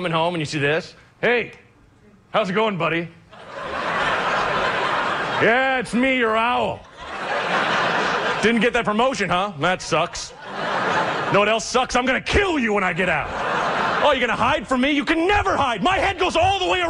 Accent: Oregon, United States; I'm from Oregon

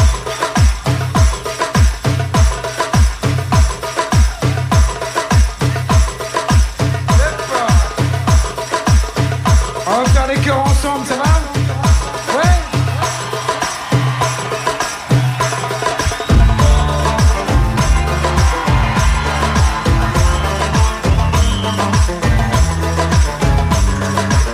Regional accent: Palestine; moved away as an adult; now in United States; as a Palestinian and as a Muslim and as an American

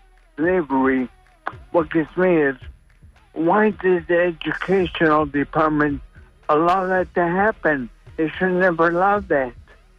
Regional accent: Illinois, United States; moved away as an adult; now in Florida, United States; I'm from Illinois, and when I came down here 10 years ago

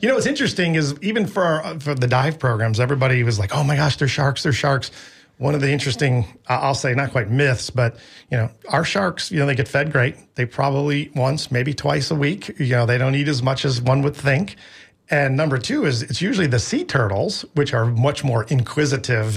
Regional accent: Midwest, United States; now in Tampa, United States; I grew up in the Midwest

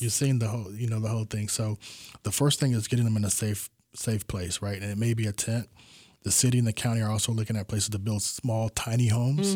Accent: Tampa, Florida, United States; I was born and raised in Tampa

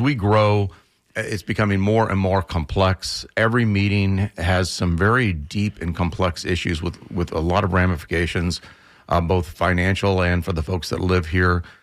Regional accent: central Florida, United States; now in Tampa, United States; I was born in central Florida, moved to Tampa forty-ish years ago

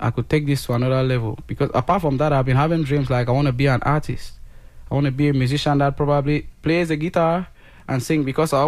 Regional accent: the English zone, Anglophone Cameroon, Cameroon; I grew up in the English zone, studied all along in English

